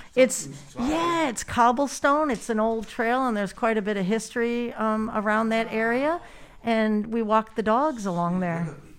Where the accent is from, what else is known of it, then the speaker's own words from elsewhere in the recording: Marysville, Michigan, United States; now in Australia; I'm actually from Marysville, Michigan